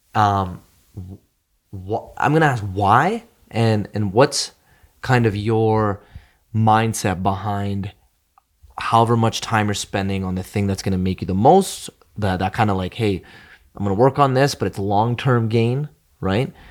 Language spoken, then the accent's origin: English; Edmonton, Alberta, Canada; I'll still be in my hometown